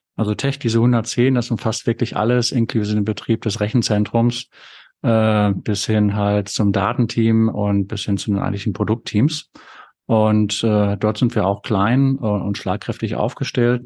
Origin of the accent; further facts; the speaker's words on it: North Rhine-Westphalia, Germany; Ich selbst bin ja Ostwestfale